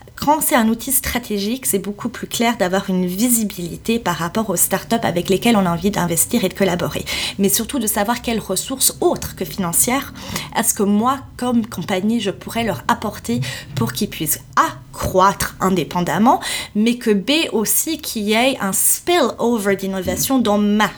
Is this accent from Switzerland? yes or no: yes; Switzerland; moved away as an adult; also born or lived in Saudi Arabia / Bahrain; je suis suisse à la base